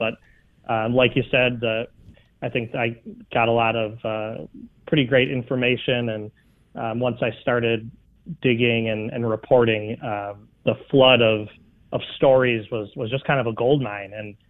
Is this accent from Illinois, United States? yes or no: yes; Chicago, Illinois, United States; So I'm from Chicago and I still live here